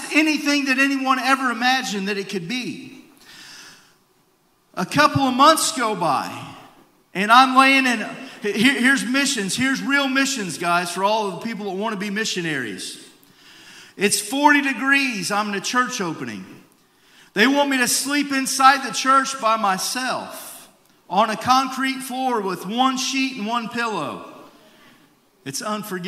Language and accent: English; United States; as an American